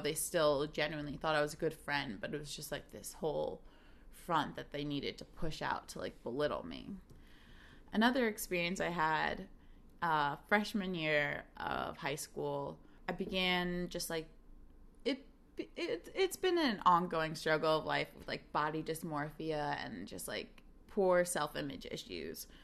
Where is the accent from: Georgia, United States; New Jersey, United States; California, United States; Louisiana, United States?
New Jersey, United States; South Brunswick; moved away as an adult; now in Chicago, United States; growing up in South Brunswick, New Jersey